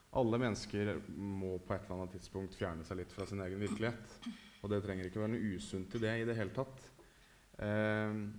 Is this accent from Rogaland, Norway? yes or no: no; Oslo, Norway; Frogner, der jeg vokste opp